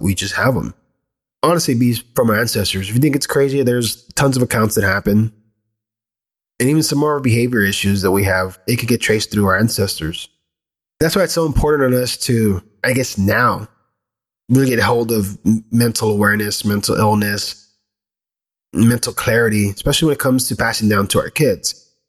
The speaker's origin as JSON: {"language": "English", "country": "United States", "tie": "born or raised there", "said": "I was born here in the States, still from this greater land"}